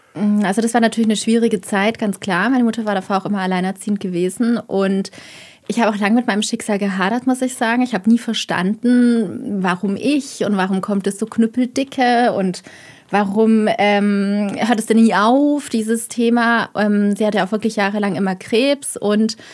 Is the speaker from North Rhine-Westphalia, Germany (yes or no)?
no; Heilbronn, Baden-Württemberg, Germany; moved away; also born or lived in Rhineland; komme gebürtig aus Heilbronn, habe bis heute immer noch eine Verbindung zu meiner Heimatstadt